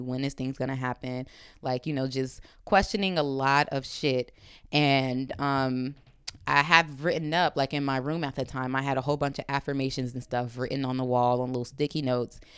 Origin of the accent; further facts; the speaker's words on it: Compton, California, United States; I'm coming from Compton